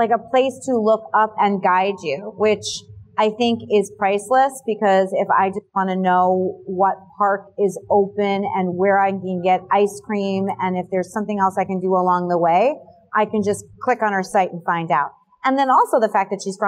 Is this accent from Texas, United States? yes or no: no; Bergen County, New Jersey, United States; moved away as an adult; also born or lived in Manhattan / Hoboken; now in Monmouth County, United States; growing up in Bergen County